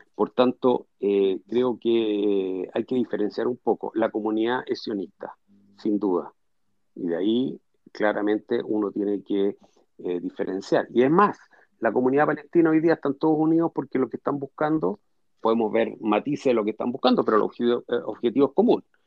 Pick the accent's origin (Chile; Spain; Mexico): Chile; yo soy chileno, judío